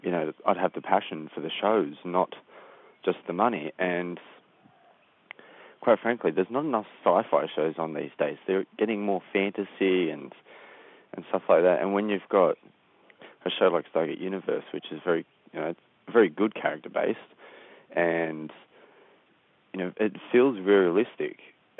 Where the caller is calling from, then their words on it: Sydney, New South Wales, Australia; I'm calling from Sydney, Australia.